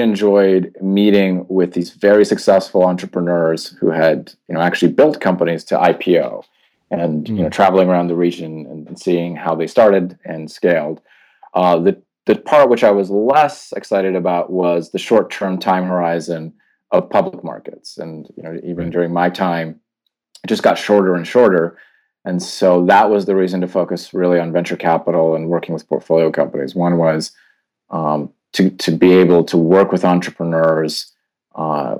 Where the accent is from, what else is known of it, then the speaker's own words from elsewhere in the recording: Canada; moved away as an adult; also born or lived in Poland / London / Tokyo / Singapore; now in Hong Kong; I was born in Poland, grew up in Canada, lived in London, Tokyo, Singapore, and then in Hong Kong.